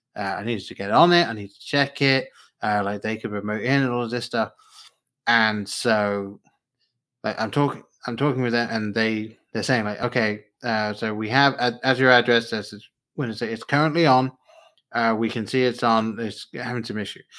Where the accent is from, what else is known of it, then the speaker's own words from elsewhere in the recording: England, United Kingdom; now in United States; I grew up in England at the time the books were coming out